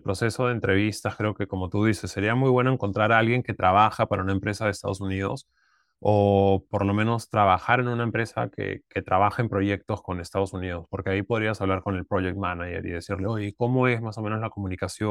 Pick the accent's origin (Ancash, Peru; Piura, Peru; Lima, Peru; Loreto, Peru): Lima, Peru; moved away; also born or lived in United States; Yo, soy de Lima